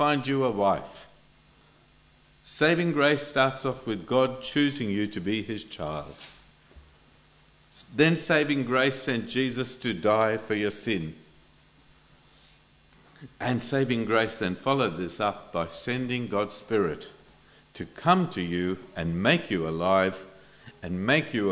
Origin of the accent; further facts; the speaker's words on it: India; moved away; I come from India